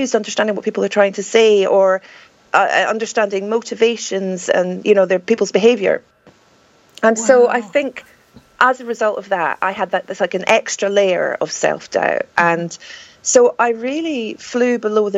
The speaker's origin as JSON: {"language": "English", "region": "Scotland", "country": "United Kingdom", "tie": "born or raised there", "said": "I'm Scottish"}